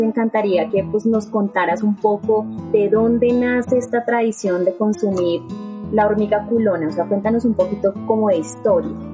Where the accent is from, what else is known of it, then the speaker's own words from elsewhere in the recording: Bogotá, Bogotá Capital District, Colombia; nosotros realmente somos unos rolos inexpertos